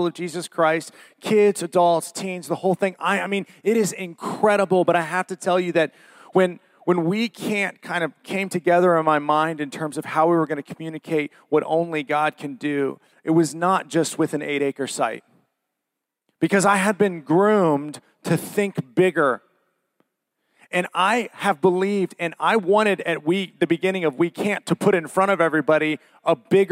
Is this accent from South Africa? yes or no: no; Worthington, Ohio, United States; also born or lived in Dublin, Ohio; I'm from Worthington and grew up just on the edge of Worthington and Dublin.